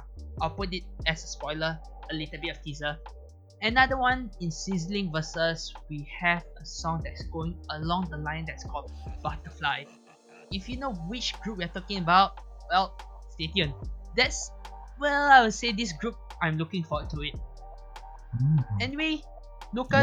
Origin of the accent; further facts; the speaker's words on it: Malaysia; I'm a Malaysian